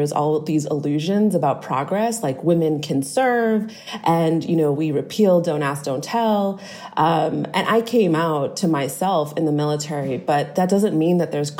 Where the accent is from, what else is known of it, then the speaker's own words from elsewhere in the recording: Boston, Massachusetts, United States; I'm originally from Boston.